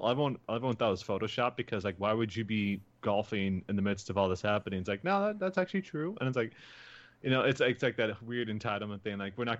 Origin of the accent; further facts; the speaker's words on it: Northern Iowa, United States; I'm from Northern Iowa